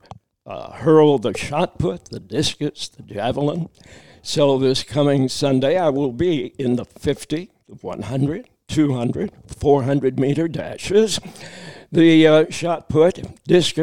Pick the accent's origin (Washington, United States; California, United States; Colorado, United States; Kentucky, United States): Kentucky, United States; Danville; also born or lived in Harrodsburg, Kentucky / Louisville, Kentucky; I was born in Harrodsburg, Kentucky. That's in central Kentucky. We moved later to Danville, so I consider that my hometown.